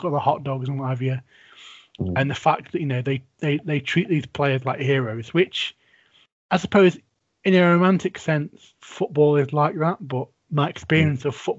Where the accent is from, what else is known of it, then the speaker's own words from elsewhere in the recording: England, United Kingdom; grew up in England